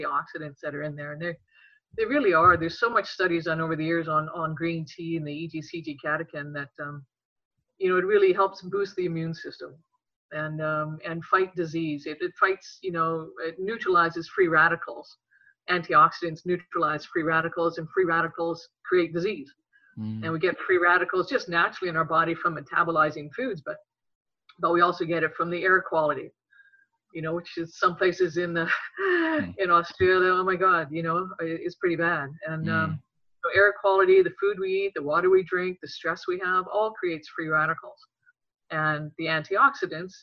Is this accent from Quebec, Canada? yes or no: no; Regina, Saskatchewan, Canada; as a young girl growing up in Regina, Saskatchewan